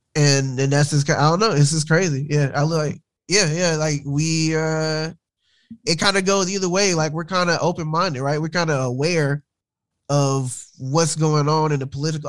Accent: rural north Alabama, United States; Alabama, rural Alabama, north.

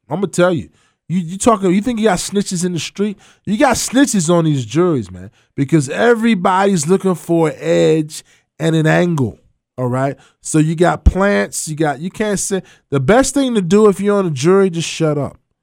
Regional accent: Providence, Kentucky, United States; I'm from Providence

